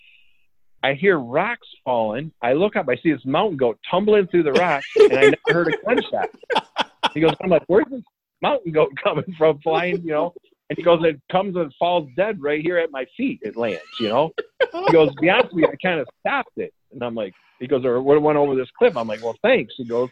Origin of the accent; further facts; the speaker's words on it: Michigan, United States; I'm from Michigan